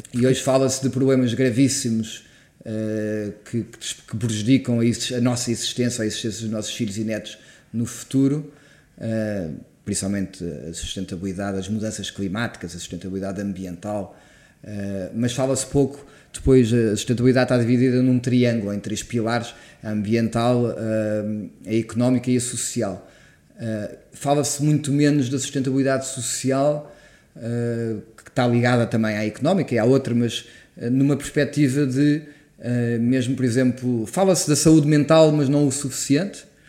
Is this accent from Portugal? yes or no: yes; Portugal; enquanto português